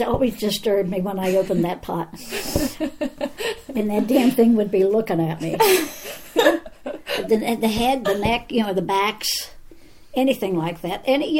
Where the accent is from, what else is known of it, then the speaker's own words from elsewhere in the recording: Charleroi, Pennsylvania, United States; Charleroi, Pennsylvania.